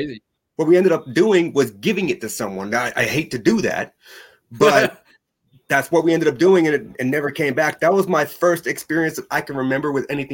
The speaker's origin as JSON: {"language": "English", "region": "New Hampshire", "country": "United States", "tie": "born there", "also_born_or_lived": "Las Vegas / Oklahoma / Texas / Alabama", "said": "I was born in New Hampshire. We moved from New Hampshire to Las Vegas. We moved from Las Vegas to Oklahoma, from Oklahoma to Texas, from Texas to Alabama, and then back to New Hampshire."}